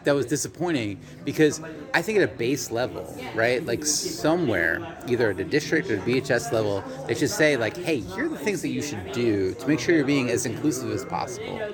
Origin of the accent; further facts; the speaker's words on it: United States; as American